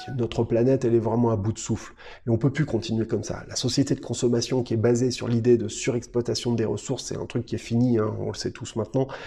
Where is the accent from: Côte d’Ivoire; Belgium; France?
France; nous en tant que Français